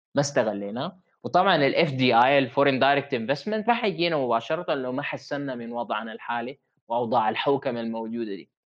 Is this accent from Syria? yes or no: no; Sudan; عندنا في السودان